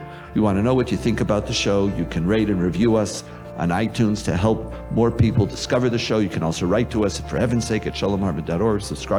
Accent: Israel; I was raised in Israel.

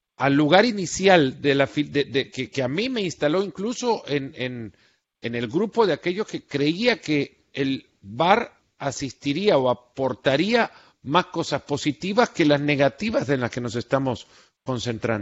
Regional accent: El Salvador; Yo soy del Salvador, he seguido a pues la Alianza desde chico

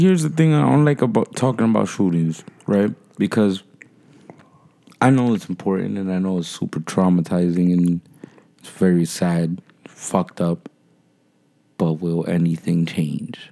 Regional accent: Jersey City, New Jersey, United States; I grew up in Jersey City

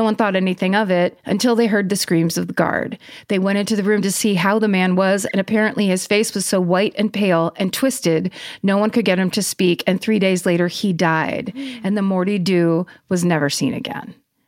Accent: Isle of Man; I grew up on the Isle of Man. I know where that is. Which is the tiny spit of land between England and Ireland

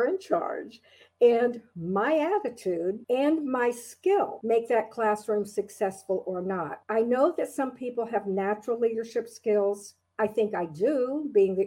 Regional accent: Orlando, Florida, United States; now in Palm Beach County, United States; I was born in Orlando, Florida

